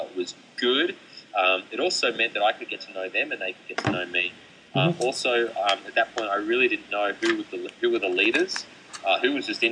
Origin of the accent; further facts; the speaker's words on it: Melbourne, Victoria, Australia; I grew up in Melbourne